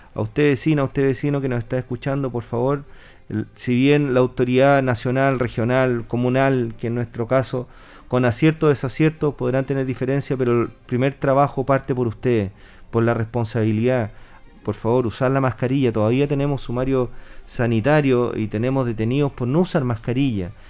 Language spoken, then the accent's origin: Spanish; Linares, Maule, Chile; yo soy de Linares